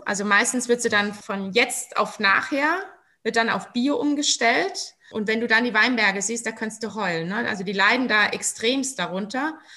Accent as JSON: {"language": "German", "region": "Rhineland-Palatinate", "country": "Germany", "said": "wir sind ja Pfälzer"}